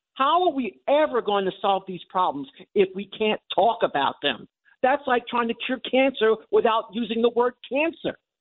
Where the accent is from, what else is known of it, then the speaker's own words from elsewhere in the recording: Long Island, New York, United States; growing up on Long Island, which is one of the most segregated suburbs in this country